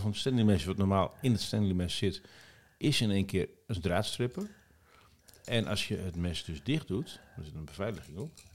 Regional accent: Nieuw-Buinen, Drenthe, Netherlands; vlakbij waar ik ben opgegroeid in Drenthe, bij Borger, in Nieuwbuinen.

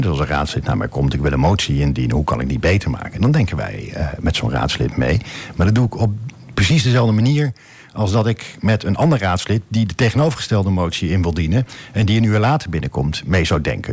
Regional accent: edge of the Veluwe, near Dieren, Gelderland, Netherlands; also born or lived in Dordrecht; now in Almelo, Netherlands; niet uit Wente, maar ik kom van de rand van de Veluwe. Dat is uh, Laag dat is heel klein. Ergens in de buurt van Dieren

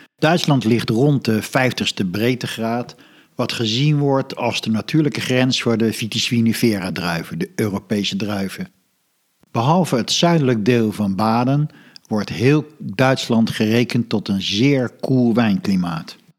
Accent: Netherlands

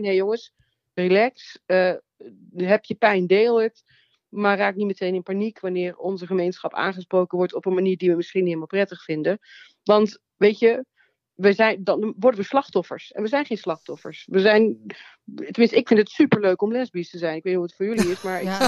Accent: Nuland, North Brabant, Netherlands; Ik kom uit het Nuland, uit een klein dorp

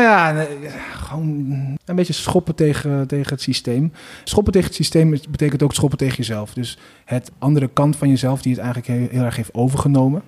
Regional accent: 's-Hertogenbosch, North Brabant, Netherlands; Maar ik ben ook opgegroeid in Den Bosch

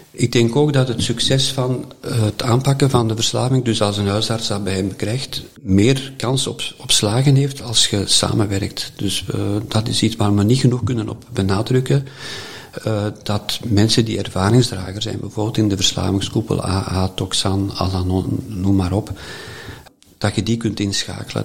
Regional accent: Herentals, Flanders, Belgium; ik ben geboren in Erentals, eh, daar twaalf jaar in het college gezeten

